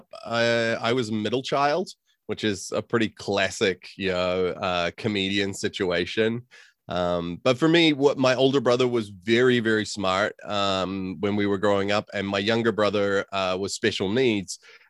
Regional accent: New Zealand; moved away as an adult; also born or lived in California / Chicago; now in Auckland, New Zealand; Yeah, so I was born in California to New Zealand parents. Both my parents grew up in New Zealand and lived all of their youth in New Zealand. I moved to New Zealand when I was about 4 years old, and then I moved to Chicago when I was 28.

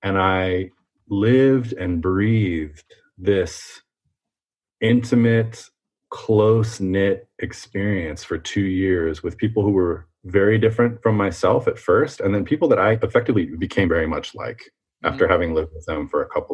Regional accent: Fremont, California, United States; also born or lived in Quebec, Canada; I was born in Quebec, as you know, and then I moved to California with my mother when I was two or three. And I grew up in a town called Fremont

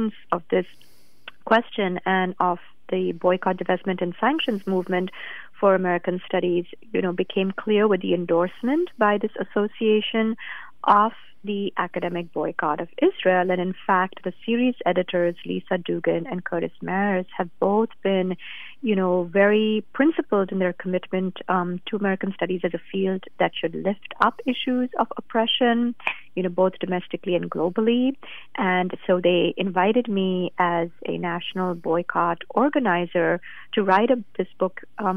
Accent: India; moved away; I grew up in India

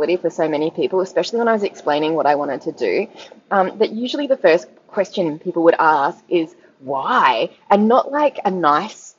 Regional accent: Australia; I am a Australian adventurer

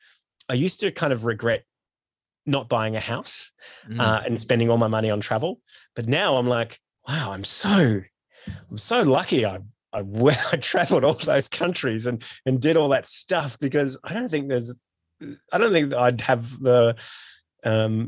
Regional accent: Australia; born or raised there; moved away as an adult

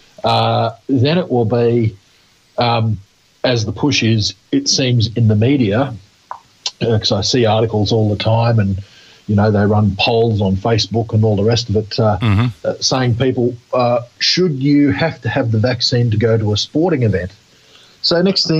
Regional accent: Queensland, Australia; Queensland, my home state

